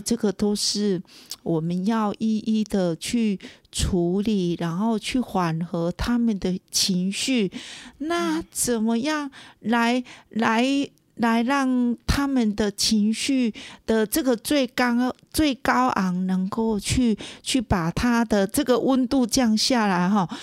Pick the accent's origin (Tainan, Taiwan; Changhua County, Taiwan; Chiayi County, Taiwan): Tainan, Taiwan; moved away as an adult; also born or lived in Kaohsiung; now in Puli, Taiwan; 我本身是台南人